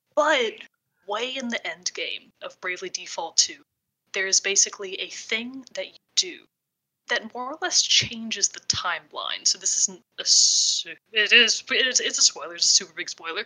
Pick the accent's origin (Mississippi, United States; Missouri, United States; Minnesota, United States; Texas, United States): Texas, United States; I am also from Texas